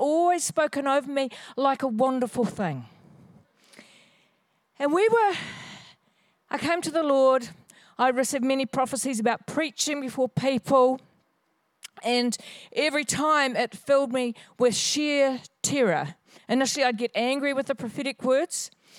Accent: Hawesville, Kentucky, United States; So I was raised in Hawesville in this area, and we had a market garden up the road just a little bit.

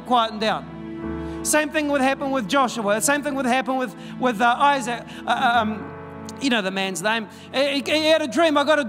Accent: Dannevirke, Manawatū-Whanganui, New Zealand; We came from Dannevirke. And people are like, Dannevirke, where's that? Is that somewhere near Wellington?

